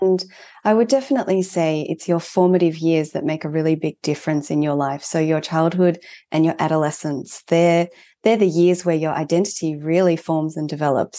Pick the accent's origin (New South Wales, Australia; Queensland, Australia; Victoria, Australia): Victoria, Australia; Melbourne; also born or lived in Japan; at the age of four, I moved here. So I'm first gen, but, um, I definitely spent the, the majority of my life here. And, um, I grew up here.